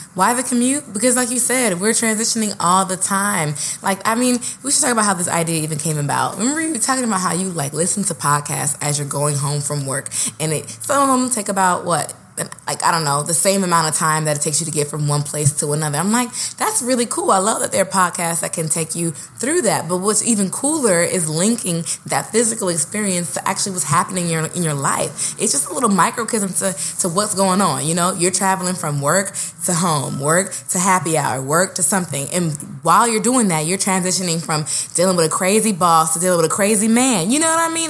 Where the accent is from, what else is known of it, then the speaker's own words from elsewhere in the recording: Oakland, California, United States; moved away as an adult; also born or lived in Santa Barbara, California; now in New York, United States; I am from Oakland, California, born and raised